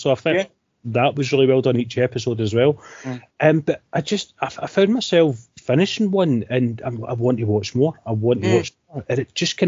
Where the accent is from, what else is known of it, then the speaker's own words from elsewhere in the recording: Scotland, United Kingdom; we are Scottish